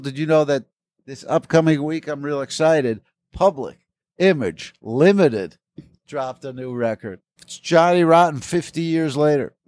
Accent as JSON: {"language": "English", "region": "East Coast", "country": "United States", "tie": "born or raised there", "moved": "yes", "lives_now": "Los Angeles, United States", "said": "I grew up in the East Coast, so all this is west to me"}